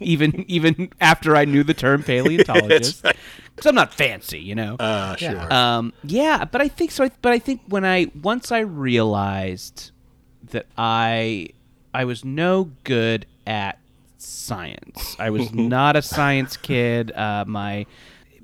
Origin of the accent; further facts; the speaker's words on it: Orange County, California, United States; I grew up in Orange County, Orange County, California